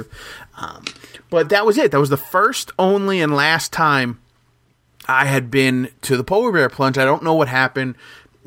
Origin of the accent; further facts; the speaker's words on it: Jackson, New Jersey, United States; moved away as an adult; now in Long Branch, United States; I grew up in Jackson.